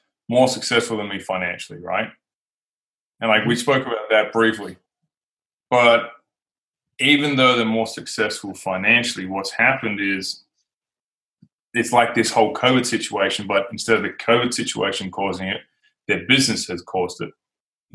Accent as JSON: {"language": "English", "country": "Australia", "said": "my home country, Australia."}